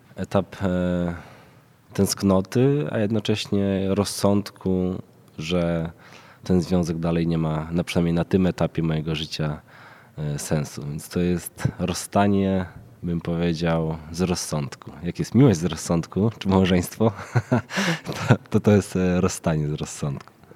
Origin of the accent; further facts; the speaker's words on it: Krasnystaw, Lublin Voivodeship, Poland; now in Warsaw, Poland; mieszkam w Warszawie, pochodzę z Krasnego Stawu, jednego z miast zapaści